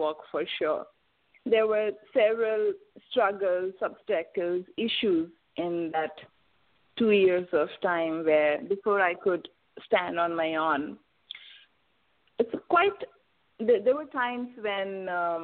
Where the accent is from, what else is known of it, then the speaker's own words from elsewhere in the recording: India; I am from India